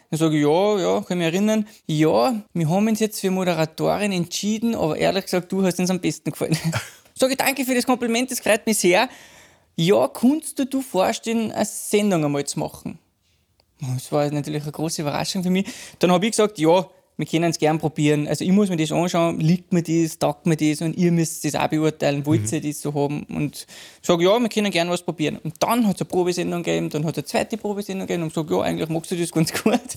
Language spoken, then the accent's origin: German; Eschenau, Salzburg, Austria; bin ich gebürtiger Pinzgauer. {S2} Ja. {S0} Äh, da bin ich aufgewachsen in einem kleinen Dorf, also äh, äh Ortsteil mit 400 Einwohnern.